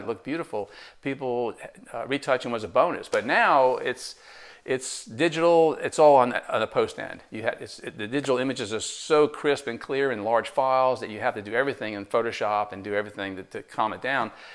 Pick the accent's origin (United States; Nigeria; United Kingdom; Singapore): United States; New Jersey; moved away as an adult; now in Tarboro, United States; I'm originally from New Jersey